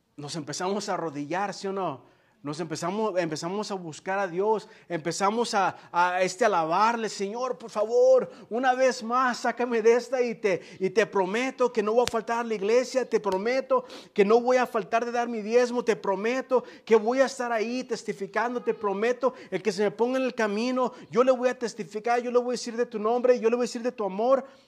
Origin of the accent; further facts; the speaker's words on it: Guadalajara, Jalisco, Mexico; Yo soy, yo soy de Jalisco, ¿eh? De Guadalajara, Jalisco. Entonces yo sí soy tapatío.